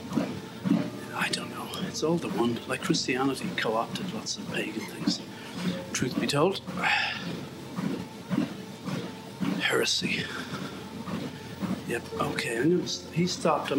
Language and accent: English; Northern Ireland, United Kingdom; I'm from Northern Ireland